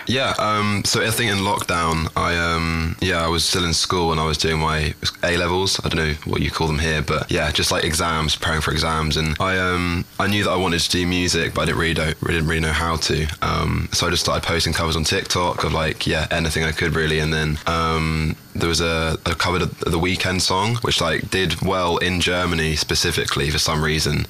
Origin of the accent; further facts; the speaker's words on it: London, United Kingdom; I am 21 years old now. Um, yeah, my birthday was last week. Oh. Um, I'm from London, England.